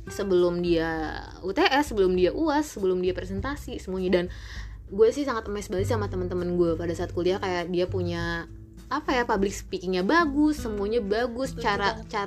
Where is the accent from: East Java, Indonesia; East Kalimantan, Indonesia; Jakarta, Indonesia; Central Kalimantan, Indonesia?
Jakarta, Indonesia; North Jakarta; ya gue hijrah ke Depok gitu kan dan basically mental gue hancur gara-gara ya gue dari Jakarta Utara gitu kan